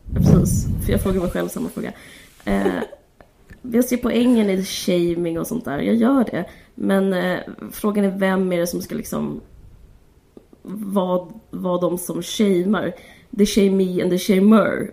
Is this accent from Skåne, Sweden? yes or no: yes; Simrishamn, Skåne, Sweden; jag bodde utanför Simrishamn